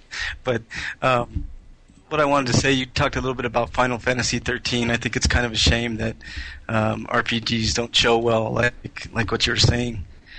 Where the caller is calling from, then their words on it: Denver, Colorado, United States; Hey, Bobby … from Denver, Colorado.